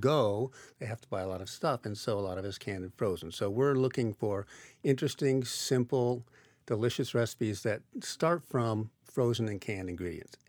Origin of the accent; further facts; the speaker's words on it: Iowa, United States; when I was growing up in Iowa